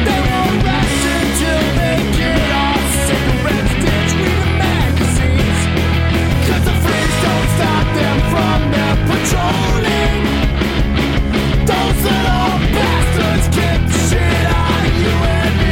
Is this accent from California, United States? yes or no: yes; Los Angeles, California, United States; my hometown of Los Angeles